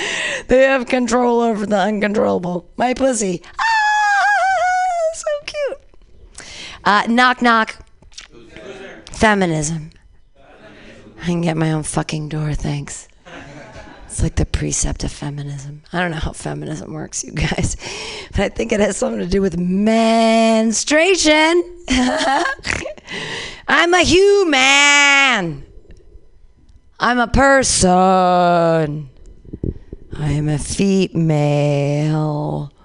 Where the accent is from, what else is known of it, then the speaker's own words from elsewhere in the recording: United States; I'm sad today. I'm an American.